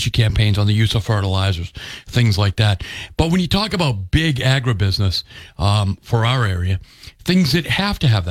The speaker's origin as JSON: {"language": "English", "town": "Freetown", "region": "Massachusetts", "country": "United States", "tie": "born or raised there", "said": "I grew up in Freetown"}